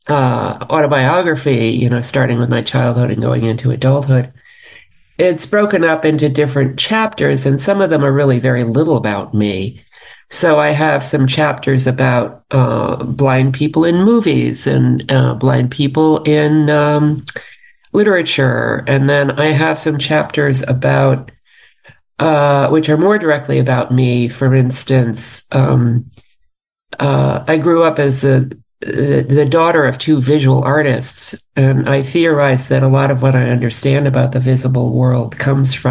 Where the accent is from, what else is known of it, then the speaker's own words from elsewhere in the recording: New York City, New York, United States; I grew up in New York City